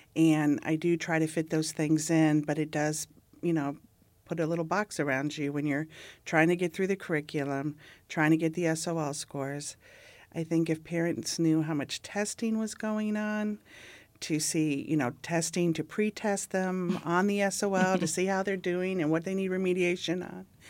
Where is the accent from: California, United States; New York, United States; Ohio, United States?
Ohio, United States; growing up in Ohio